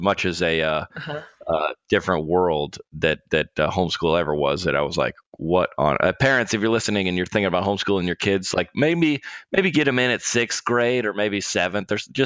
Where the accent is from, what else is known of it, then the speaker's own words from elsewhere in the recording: Lilburn, Georgia, United States; moved away as an adult; also born or lived in Denver, Colorado; I grew up in Lilburn, Georgia, which is where my parents live. And I am busing in and out of my parents' house. And that's where I'm at right now.